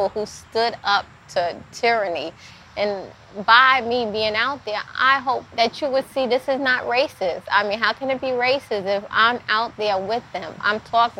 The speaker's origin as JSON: {"language": "English", "region": "New York", "country": "United States", "tie": "born or raised there", "moved": "yes", "lives_now": "Virginia, United States", "said": "I grew up in New York. I was a member of the Nation of Islam in New York"}